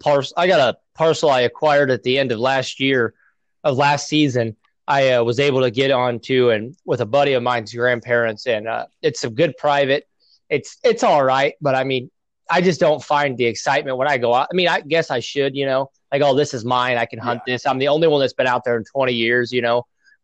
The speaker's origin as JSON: {"language": "English", "region": "Nebraska", "country": "United States", "lives_now": "Illinois, United States", "said": "You know, I came out here originally from Nebraska, so there's a lot of public land in Nebraska."}